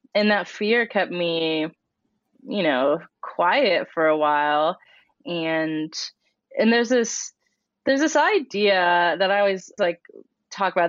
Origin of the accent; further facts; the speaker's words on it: Colorado, United States; I grew up in Colorado, which is a place not known for its diversity